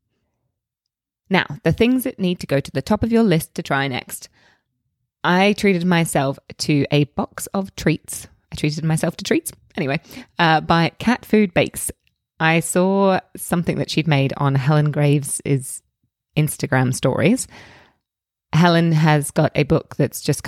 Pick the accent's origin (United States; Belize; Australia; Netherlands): Australia; now in United Kingdom; I grew up in Australia